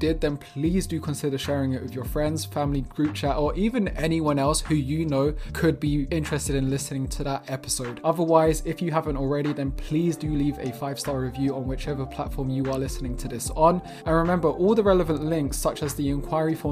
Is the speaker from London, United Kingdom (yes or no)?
yes; London, United Kingdom; moved away as an adult; now in Lisbon, Portugal; I was born and raised in London